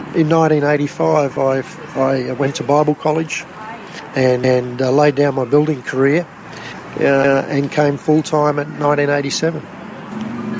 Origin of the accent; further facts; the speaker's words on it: Rockhampton, Queensland, Australia; also born or lived in Brisbane / Innisfail; I was eight years of age, um, living in Rockhampton from Brisbane in the early years of, from after I was born in Brizzy. My dad was transferred up to Innisfail and uh, then back to Rockhampton.